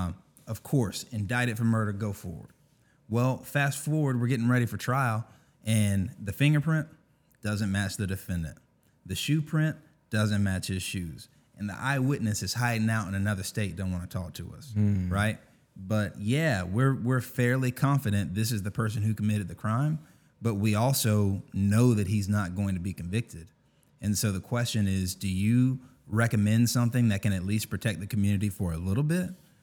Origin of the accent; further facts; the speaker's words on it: Augusta, Georgia, United States; So I'm from Augusta, born and raised.